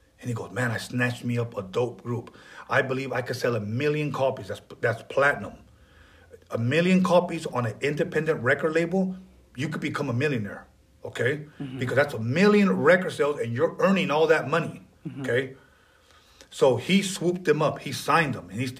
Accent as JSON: {"language": "English", "town": "Wilmington", "country": "United States", "said": "I live in Wilmington."}